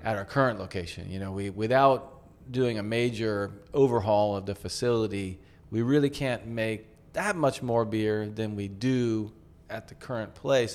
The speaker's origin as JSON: {"language": "English", "country": "United States", "moved": "yes", "lives_now": "Tokyo, Japan", "said": "we're from the States"}